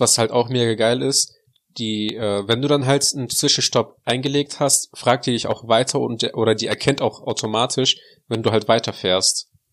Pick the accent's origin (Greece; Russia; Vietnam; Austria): Russia; now in Germany; bei uns in Russland